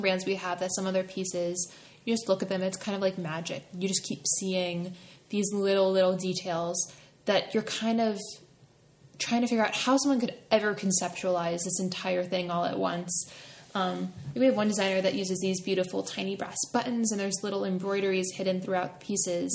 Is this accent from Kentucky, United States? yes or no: no; right outside of Philadelphia, Pennsylvania, United States; I grew up right outside of Philadelphia and went to school in North Philadelphia